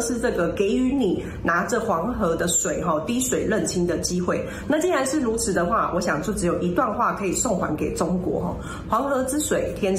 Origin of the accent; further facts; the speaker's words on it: Taiwan; 身为台湾青年呢